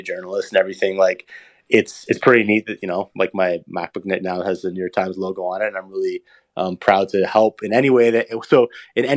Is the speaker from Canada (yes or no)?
yes; Canada; I'm Canadian. I grew up playing hockey